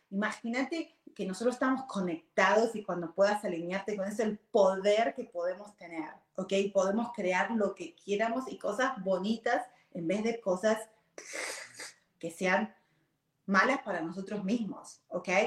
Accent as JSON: {"language": "Spanish", "country": "Argentina", "moved": "as an adult", "lives_now": "Virginia, United States", "said": "yo vine de Argentina cuando tenía 18 años, ahora tengo 48, o sea, hace años, 30 años atrás, va a ser, uh, ¿ok? Ah, cuando vine, ah, vine a Virginia"}